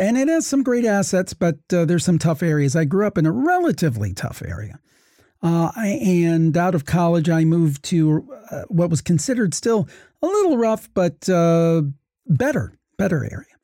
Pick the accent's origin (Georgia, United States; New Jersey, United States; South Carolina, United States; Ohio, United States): Ohio, United States; I've born and raised in Ohio